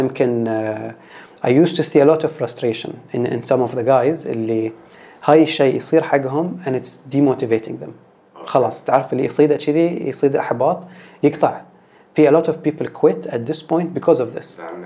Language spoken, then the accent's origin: Arabic; Bahrain